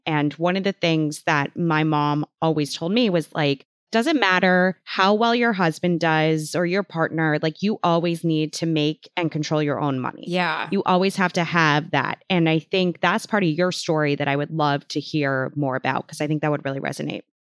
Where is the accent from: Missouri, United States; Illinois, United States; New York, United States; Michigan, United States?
Illinois, United States; Chicago; I'm from Chicago